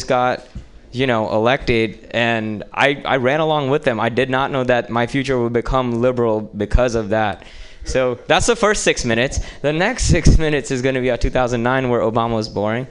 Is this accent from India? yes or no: yes; India; moved away; my home country